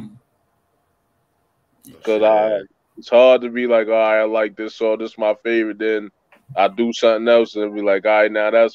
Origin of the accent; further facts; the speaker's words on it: Newport News, Virginia, United States; moved away; also born or lived in Brooklyn, New York; I was born in Newport News, Virginia. Raised there, but I was also raised in Brooklyn, New York